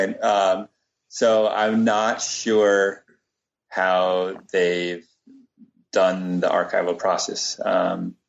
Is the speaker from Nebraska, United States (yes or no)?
no; Cambridge, Massachusetts, United States; I grew up in Cambridge, Mass